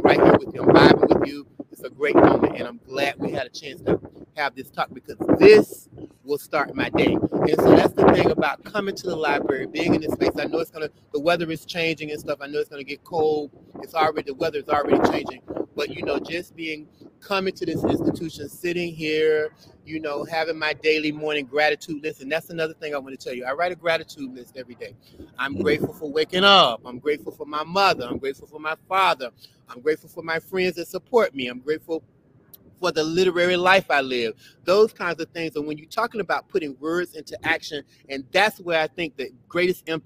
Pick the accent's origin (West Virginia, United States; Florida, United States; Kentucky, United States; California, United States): Florida, United States; Belle Glade; now in Brooklyn, United States; I grew up in South Florida. I grew up in a little small town enclosed by sugarcane called Belleglade